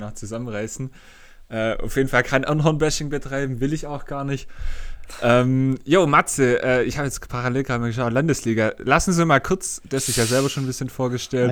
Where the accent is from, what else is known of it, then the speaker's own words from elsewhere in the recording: Swabia, Baden-Württemberg, Germany; accent: Swabian; ich als Schwabe